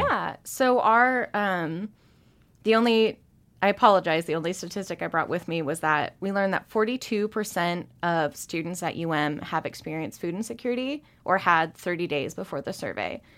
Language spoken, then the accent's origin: English; Spokane, Washington, United States; now in Missoula, United States; growing up in Spokane